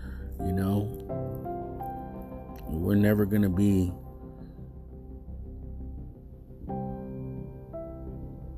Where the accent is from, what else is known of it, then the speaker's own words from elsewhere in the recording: United States; Mexican American, Mexican, Chicano, whatever you want to call. Us, we are Native American, indigenous roots in Mexico